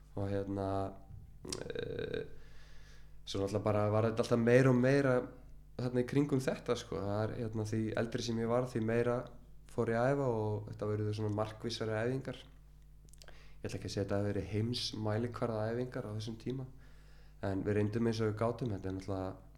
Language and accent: Icelandic; Reykjavík, Capital Region, Iceland; er semst úr Skerriferði og uh, ég bjóð þar í 30 ár